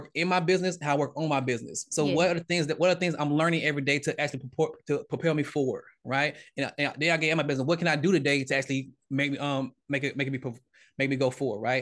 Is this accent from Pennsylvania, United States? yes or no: no; Georgia, United States; I'm from Georgia, Southern Baptist